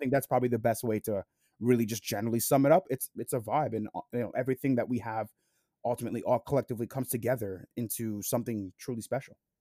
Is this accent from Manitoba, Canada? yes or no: no; Toronto, Ontario, Canada; I'm from Toronto, Canada, like Jake